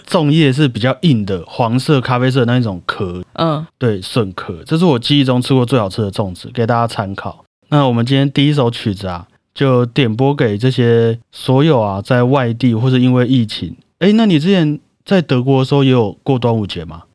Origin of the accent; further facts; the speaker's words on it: Taiwan; 我们 台湾人